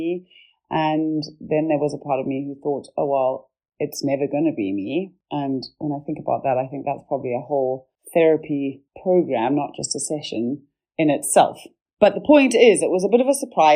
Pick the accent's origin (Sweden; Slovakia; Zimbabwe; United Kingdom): Zimbabwe; moved away; also born or lived in Cape Town, South Africa; from growing up in Zimbabwe to coming to Cape Town in South Africa